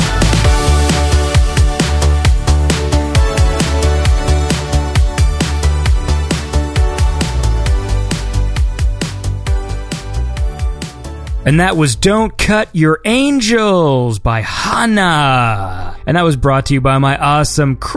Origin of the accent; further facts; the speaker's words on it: Canada; I'm Canadian